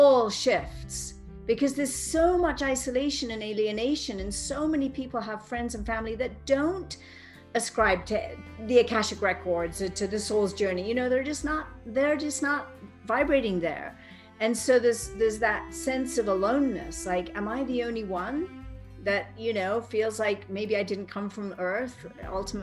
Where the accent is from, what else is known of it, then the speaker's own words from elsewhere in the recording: Cambridge, East of England, United Kingdom; now in Boulder, United States; I grew up in Cambridge with a mother who was considered mentally ill